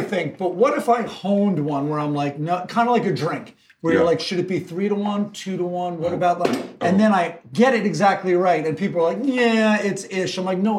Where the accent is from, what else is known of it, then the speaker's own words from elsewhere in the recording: Eastchester, New York, United States; moved away; also born or lived in Upper East Side, New York City; My dad was on the Upper East Side, and then I grew up with my mom right outside in Westchester in this little town called Eastchester, which everyone affectionately calls Greasechester.